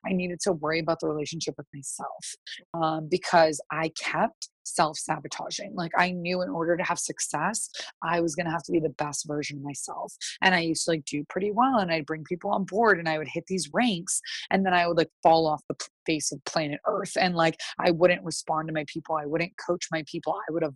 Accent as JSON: {"language": "English", "region": "East Coast", "country": "United States", "said": "I'm from the East Coast."}